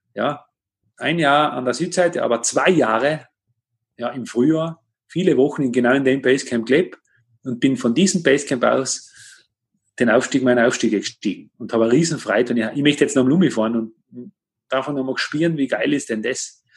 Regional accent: Tyrol, Austria; bei uns in Tirol

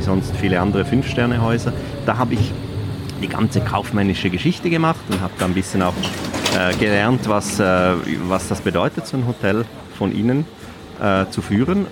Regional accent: Mulegns, Graubünden, Switzerland; Aufgewachsen im Posthotel Löwen in Mulenz

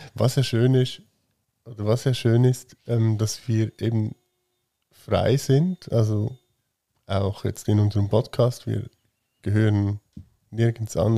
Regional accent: Switzerland; dass wir hier geboren sind

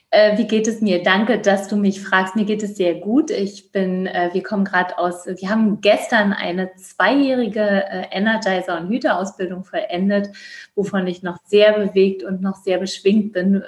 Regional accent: Georgia; also born or lived in Berlin, Germany / East Germany; now in Germany; auf einer Dienstreise in Berlin geboren worden, bin dann groß geworden in Grusinien. Also die Deutschen nennen es Georgien

